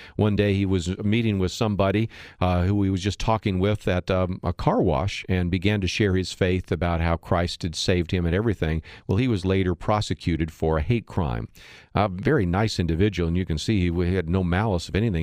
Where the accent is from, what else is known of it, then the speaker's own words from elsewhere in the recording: San Francisco Bay Area, California, United States; I grew up in the San Francisco Bay Area